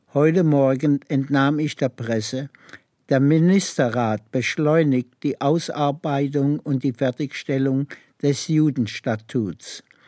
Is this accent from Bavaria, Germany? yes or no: no; Kippenheim, Baden-Württemberg, Germany; moved away; also born or lived in Freiburg / Gurs, France / United States; Ich bin in Kippenheim geboren, im Schwarzwald in der Nähe von Laar. Und äh, bis zu zehn Jahre